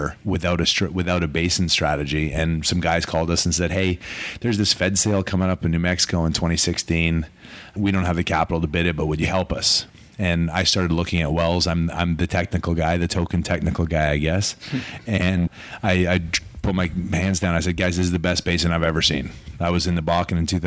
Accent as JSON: {"language": "English", "town": "Calgary", "region": "Alberta", "country": "Canada", "tie": "born or raised there", "also_born_or_lived": "New York, United States", "said": "He left and went to Calgary, and I was three. I grew up in Calgary, went to school in Calgary"}